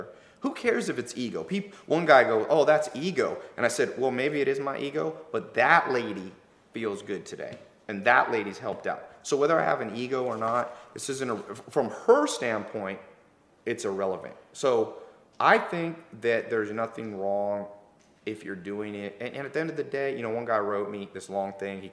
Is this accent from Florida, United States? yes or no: no; Long Beach, California, United States; I'm from that area. I'm from Long Beach, which is kind of the ghetto